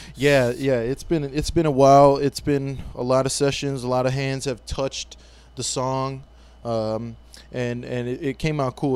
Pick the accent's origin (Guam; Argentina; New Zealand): Guam; I'm from Guam, and, and growing up, you know, sports was a big part